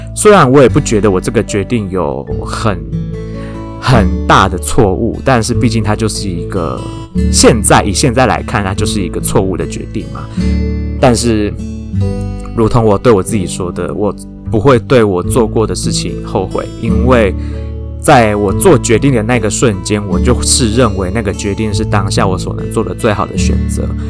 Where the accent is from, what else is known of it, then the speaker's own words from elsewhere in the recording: Taiwan; 我本人是台湾出生、长大、土生土长的台湾人